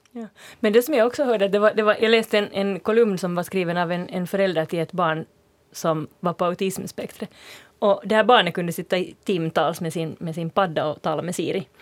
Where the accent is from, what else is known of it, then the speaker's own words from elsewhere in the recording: Finland; accent: near-standard Finland Swedish; also born or lived in Sweden; jag kände mig som finlandssvensk i Sverige